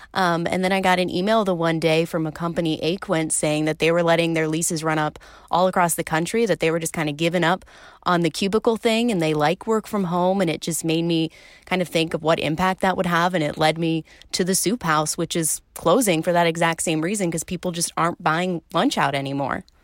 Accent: suburbs of Philadelphia, Pennsylvania, United States; moved away as an adult; also born or lived in Illinois; now in Milwaukee, United States; technically the suburbs of Philadelphia. Philly people would get mad if I said I was actually from Philly. But yes, the East Coast, about an hour outside of Philly, right along kind of the Jersey border is where I grew up

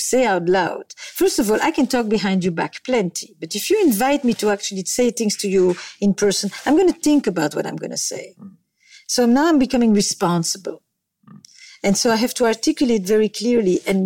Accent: Belgium; moved away; I come from Belgium

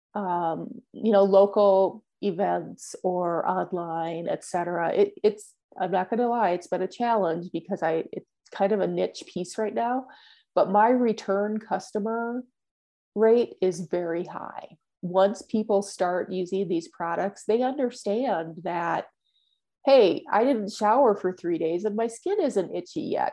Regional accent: Minnesota, United States; also born or lived in Florida / Texas; now in Indiana, United States; I'm originally from Minnesota

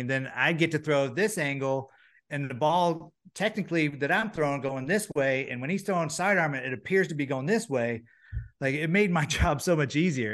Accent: Florida, United States; being in Florida, growing up in Florida is nice

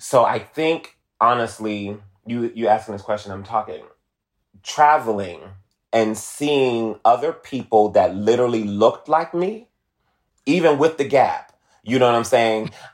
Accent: Detroit, Michigan, United States; moved away as an adult; now in Los Angeles, United States; I'm originally from Detroit. I'm a Motor City baby

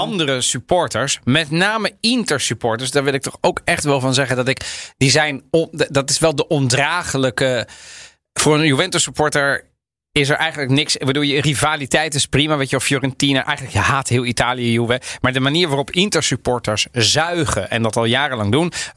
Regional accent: The Hague, South Holland, Netherlands; ik kom uit Den Haag

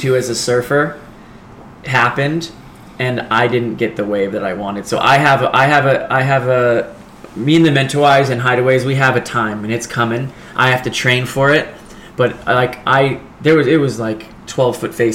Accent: Seal Beach, California, United States; moved away as an adult; also born or lived in South Africa; now in Los Angeles, United States; I grew up in Seal Beach

